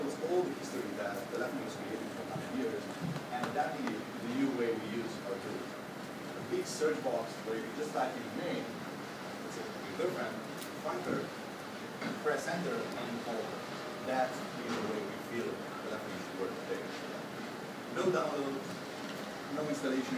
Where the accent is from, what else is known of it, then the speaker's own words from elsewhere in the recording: Slovenia; I'm not from Estonia, I'm from Slovenia, another tiny country with great technical knowledge and great people